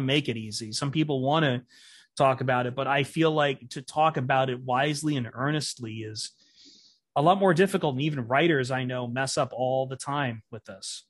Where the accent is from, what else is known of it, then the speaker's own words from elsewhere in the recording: Toledo, Ohio, United States; Toledo's my hometown